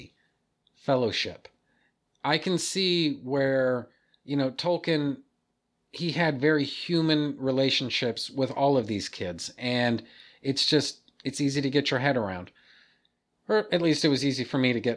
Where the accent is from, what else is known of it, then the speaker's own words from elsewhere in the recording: United States; I'm American and we speak English here